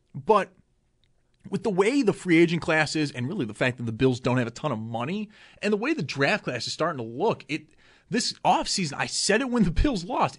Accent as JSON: {"language": "English", "town": "Buffalo", "region": "New York", "country": "United States", "said": "I'm from Buffalo"}